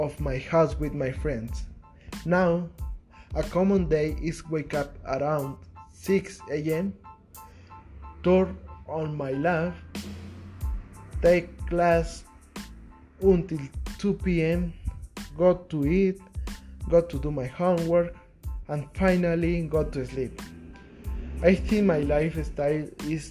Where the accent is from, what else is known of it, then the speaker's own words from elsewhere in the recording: Oaxaca, Mexico; English is a second language; I am Mexican and I'm from Oaxaca